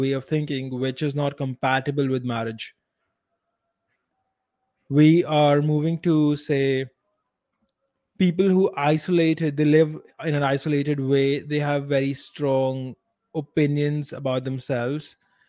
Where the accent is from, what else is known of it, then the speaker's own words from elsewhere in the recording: India; I'm also an Indian